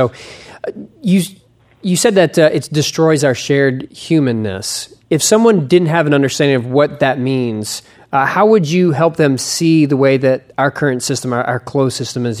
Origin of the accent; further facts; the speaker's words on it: United States; I'm an American as well